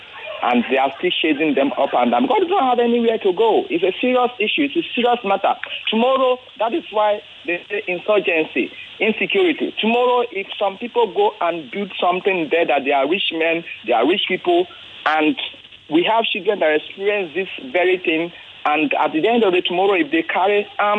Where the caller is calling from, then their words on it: Ikorodu, Lagos, Nigeria; Yes, I'm calling right from Ijede, Ikoroduye.